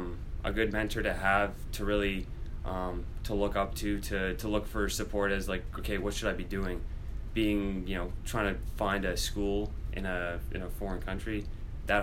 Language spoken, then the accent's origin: English; Oshawa, Ontario, Canada; moved away as an adult; now in New York, United States; I'm from just east of Toronto, about an hour outside of Toronto, in Oshawa